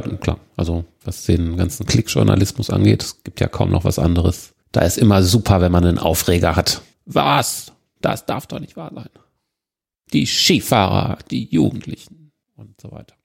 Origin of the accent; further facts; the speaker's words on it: Germany; bei uns in Deutschland